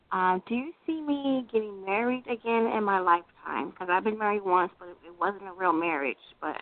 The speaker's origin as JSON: {"language": "English", "town": "Long Beach", "region": "California", "country": "United States", "said": "California, Long Beach, California."}